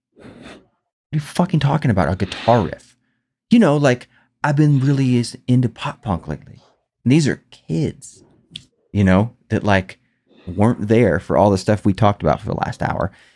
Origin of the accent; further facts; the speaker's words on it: Clearwater, Florida, United States; growing up in Clearwater, Florida, standing in the food stamp line